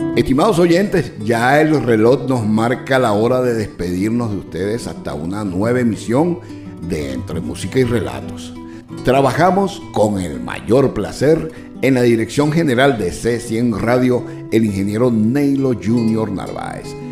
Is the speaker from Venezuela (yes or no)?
yes; Venezuela; now in Orlando, United States; nuestra Venezuela